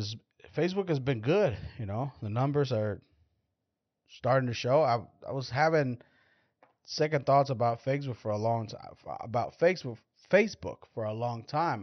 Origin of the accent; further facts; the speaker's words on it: Mexico; now in United States; I'm Mexican